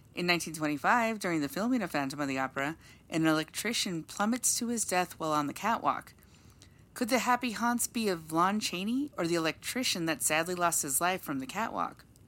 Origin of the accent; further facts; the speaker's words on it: Los Angeles, California, United States; moved away; Growing up in Los Angeles, California, Universal was a place we visited quite often